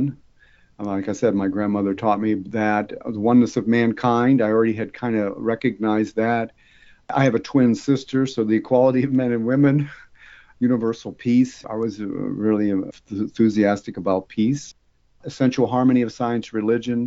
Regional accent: Pittsburgh, Pennsylvania, United States; I grew up in Pittsburgh, Pennsylvania

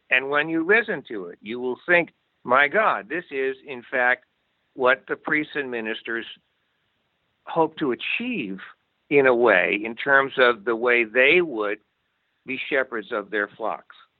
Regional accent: Amherst, Massachusetts, United States; also born or lived in New York City; I was born in New York City but grew up in Amherst, Massachusetts

